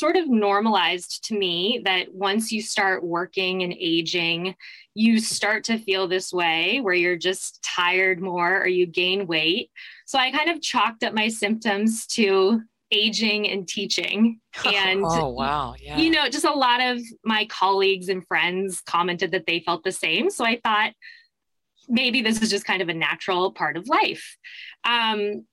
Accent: Mesa, Arizona, United States; moved away as an adult; also born or lived in New York City; I was born and raised in Mesa, Arizona

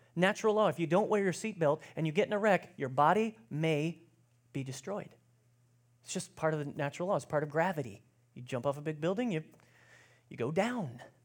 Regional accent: United States; as American Christians

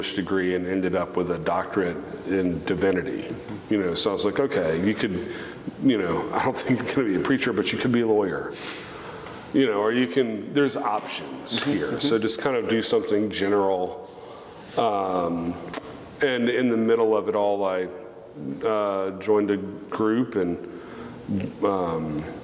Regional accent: Covington, Louisiana, United States; moved away as an adult; also born or lived in Texas; I spent my childhood in Covington, Louisiana, which is right across the Poncha train from New Orleans

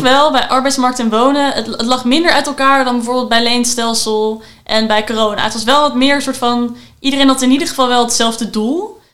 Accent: Amsterdam, North Holland, Netherlands; ik als Amsterdammer

